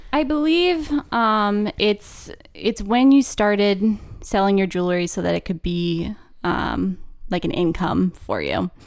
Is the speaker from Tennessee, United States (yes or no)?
no; Harrisburg, Pennsylvania, United States; moved away as an adult; also born or lived in Kutztown, Pennsylvania; now in Maine, United States; grew up in central P A in the suburbs